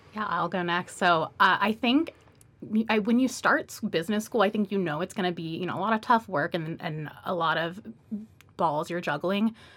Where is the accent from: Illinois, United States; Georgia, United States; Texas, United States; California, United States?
Georgia, United States; Atlanta; moved away; also born or lived in Miami; I was born in Miami, grew up in Atlanta